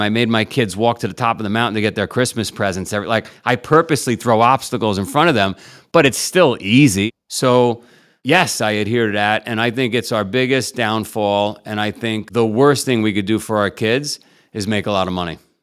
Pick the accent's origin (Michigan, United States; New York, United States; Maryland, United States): New York, United States; New York City; I grew up in Queens, Howard Beach, for whatever reason, organized crime capital of the world